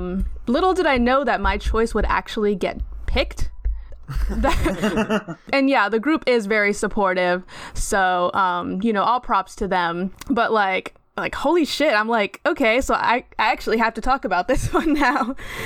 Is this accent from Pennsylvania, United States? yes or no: no; California, United States; now in San Francisco, United States; The second thing is that I reside in San Francisco, but I grew up in SoCal.